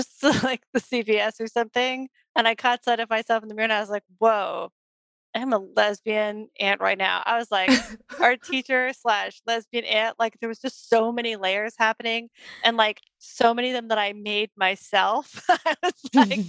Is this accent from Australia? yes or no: no; Toronto, Ontario, Canada; moved away as an adult; now in East Bay, United States; grew up in Toronto, so I grew up going to, like, you know, I got to see art that my friends were making